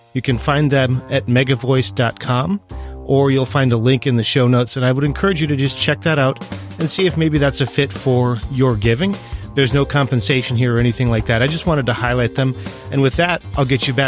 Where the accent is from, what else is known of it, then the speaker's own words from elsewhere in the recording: Jamestown, North Dakota, United States; also born or lived in Hazen, North Dakota; in Hazen, North Dakota, which is a little town that's barely on the map, but I spent most of my time growing up in Jamestown, North Dakota